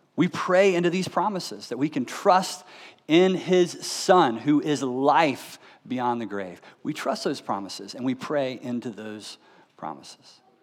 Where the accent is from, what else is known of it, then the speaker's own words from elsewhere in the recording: United States; as American Christians